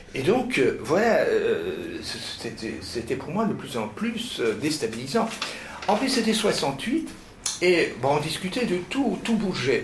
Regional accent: Flanders, Belgium; je suis flamand d'origine.

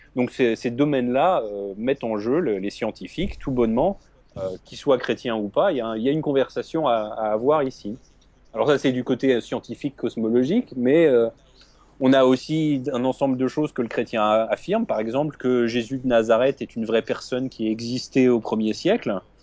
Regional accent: France; moved away as an adult; now in New York, United States; je suis donc né en France. Euh, j'ai passé toute ma, mon adolescence et un petit peu de ma vie adulte en France. J'ai déménagé quand j'avais 25 ans.

